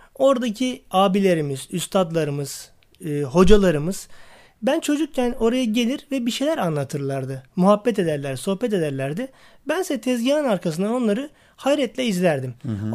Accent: Istanbul, Turkey; also born or lived in Niksar, Tokat (ancestral); ben 1974 İstanbul doğumluyum. E, aslen Tokat Niksarlıyım. E, Başakşehir'de ikamet ediyorum.

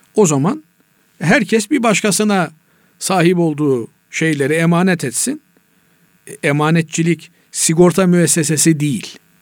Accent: Black Sea Region, Turkey; bizim Karadeniz'de

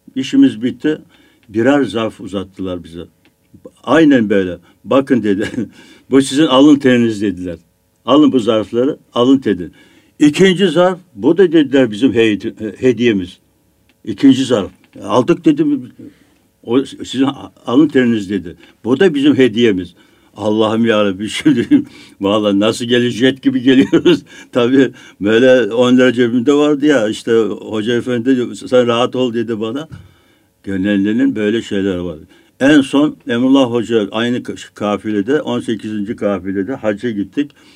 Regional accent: Biga, Çanakkale, Turkey; moved away as an adult; also born or lived in Istanbul; benim memlekette, benim köyümde, Biga'da oruç tutmayanın, namaz kılmayanın, hatta içki içen kesinlikle yaşama hakkı yoktu

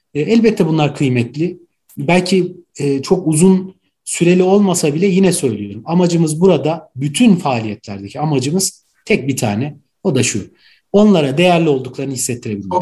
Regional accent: Ankara, Turkey; also born or lived in Gaziantep; Ankara doğumluyum. Aslen Gaziantep'liyim

